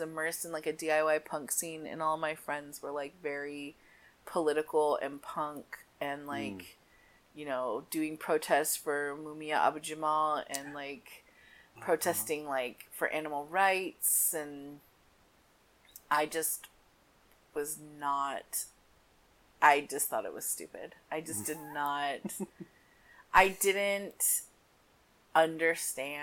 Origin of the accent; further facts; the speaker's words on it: San Diego, California, United States; I was born and raised in San Diego, California